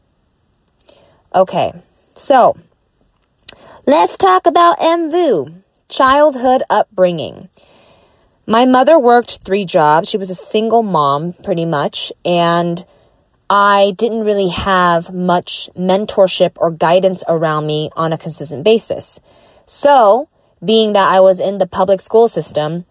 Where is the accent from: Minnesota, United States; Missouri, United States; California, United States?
California, United States; Southern; I grew up in Southern California.